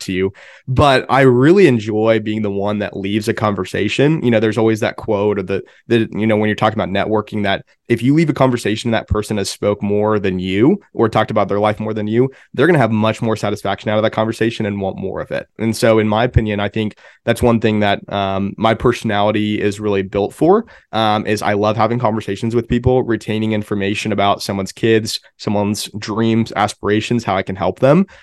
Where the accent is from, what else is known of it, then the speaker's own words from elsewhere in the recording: Pennsylvania, United States; also born or lived in Enid, Oklahoma; now in Oklahoma City, United States; I grew up in Pennsylvania